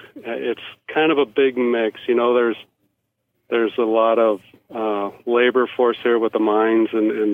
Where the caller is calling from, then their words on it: Colstrip, Montana, United States; Yes, sir. We're actually in Colstrip, Montana. It's pretty much south and east of Billings.